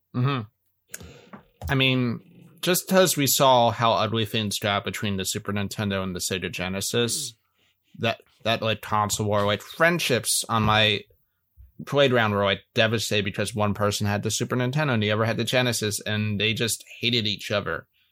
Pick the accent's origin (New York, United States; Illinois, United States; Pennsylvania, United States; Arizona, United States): Pennsylvania, United States; Philadelphia; moved away; I stay in my hometown of Philly every year for Christmas